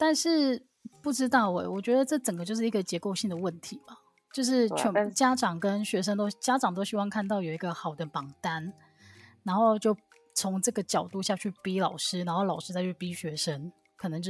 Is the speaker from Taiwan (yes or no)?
yes; Taiwan; 其实我们这样子啊，只要身为台湾人，应该从小到大都是经历就是各种大大小小的考试吧？